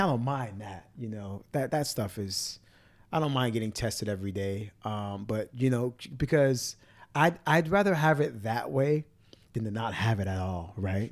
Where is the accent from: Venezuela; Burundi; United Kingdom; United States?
United States; Miami, Florida; growing up in Miami